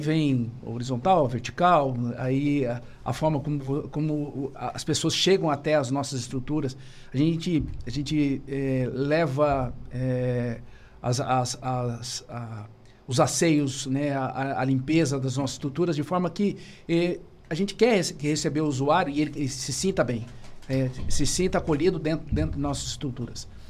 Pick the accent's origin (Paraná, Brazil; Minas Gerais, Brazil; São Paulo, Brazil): Paraná, Brazil; Maringá; also born or lived in Cascavel; sou natural de Maringá